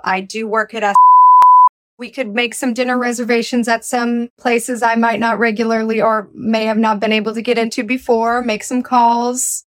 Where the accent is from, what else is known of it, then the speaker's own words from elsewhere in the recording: Minnesota, United States; now in New York City, United States; I also identify as a Minnesotan. and as a Midwesterner, okay? I was born in Minnesota